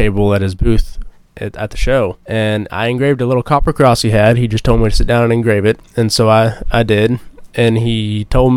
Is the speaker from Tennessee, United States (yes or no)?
no; Texas, United States; moved away as an adult; now in Eminence, United States; I grew up in Texas